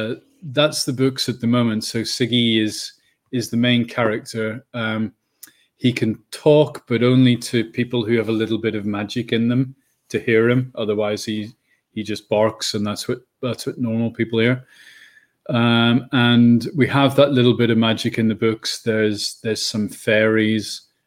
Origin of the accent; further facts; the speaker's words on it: Northern Ireland, United Kingdom; born there; now in Bristol, United Kingdom; but you can probably tell I'm not English. I'm Irish. I was born in Northern Ireland, so I've been in England about 30 years.